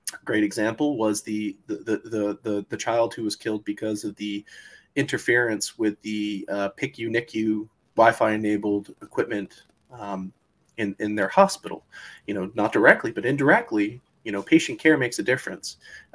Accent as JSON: {"language": "English", "region": "Florida", "country": "United States", "tie": "born or raised there", "said": "You know, I grew up in Florida. Everybody could tell you hurricanes were a natural part of life. It was embedded in our psychology."}